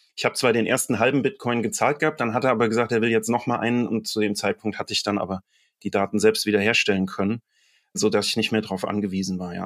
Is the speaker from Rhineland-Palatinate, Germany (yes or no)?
yes; Mainz, Rhineland-Palatinate, Germany; ich bin auch selbst Mainzer und das bin ich sehr gerne.